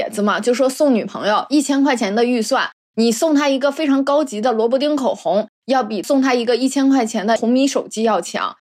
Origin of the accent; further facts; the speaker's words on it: Northeast China, China; accent: Northeastern Mandarin; 不嘎式，我是我们东北话，是不舍得。